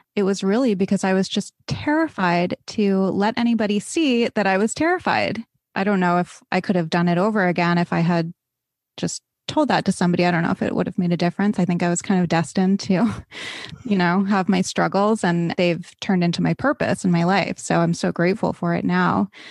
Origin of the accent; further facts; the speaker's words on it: East Coast, United States; I grew up on the East Coast.